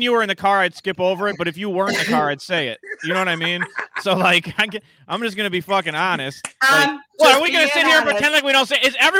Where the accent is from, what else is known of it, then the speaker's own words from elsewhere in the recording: Detroit, Michigan, United States; I grew up in Detroit. I lived in Detroit.